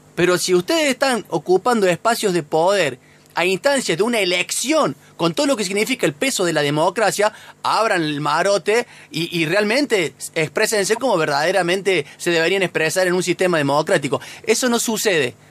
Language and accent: Spanish; Sierras Chicas, Córdoba, Argentina; vos y yo somos nacidos y criados allá en las Sierras Chicas, prácticamente.